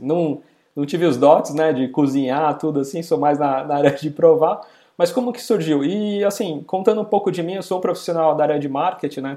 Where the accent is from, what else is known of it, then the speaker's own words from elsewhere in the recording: São Paulo, Brazil; Eu sou da região aqui da Moca, de São Paulo